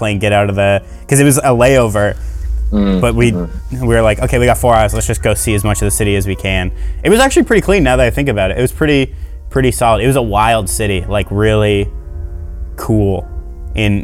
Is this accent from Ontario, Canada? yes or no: no; British Columbia, Canada; I was born in British Columbia.